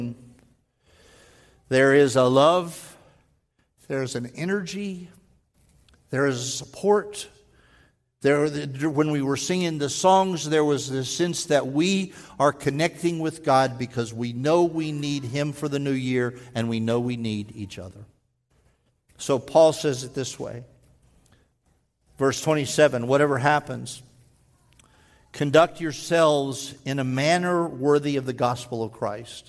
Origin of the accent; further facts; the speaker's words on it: Texas, United States; moved away; I'm a Texan. I was born there.